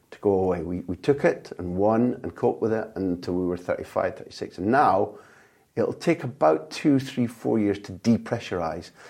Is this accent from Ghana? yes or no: no; Scotland, United Kingdom; And that, uh, even as a Scot, that was a beautiful football performance.